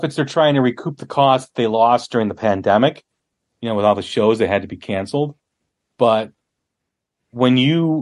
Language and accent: English; Chicago, Illinois, United States; I'm from Chicago